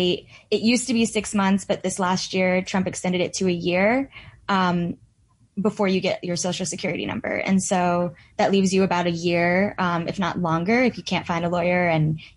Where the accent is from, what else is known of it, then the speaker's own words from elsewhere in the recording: New York, United States; I'm from New York